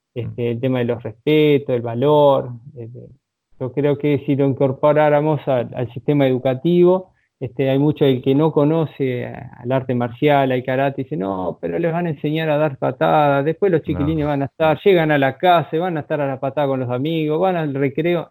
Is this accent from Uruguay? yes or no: yes; Uruguay; como uruguayo, eh, a tomar unos mates o un asado no va a faltar